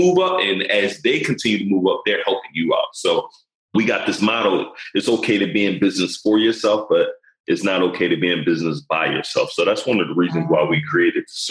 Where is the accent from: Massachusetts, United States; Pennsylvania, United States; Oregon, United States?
Pennsylvania, United States; Philadelphia; I'm coming from West Philly in the hood